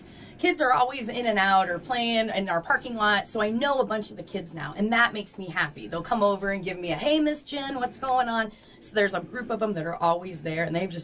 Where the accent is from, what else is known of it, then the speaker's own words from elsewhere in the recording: small town between Champaign and Decatur, Illinois, United States; now in Peoria, United States; I'm actually from a little town around Champaign, between Champaign and Decatur, Illinois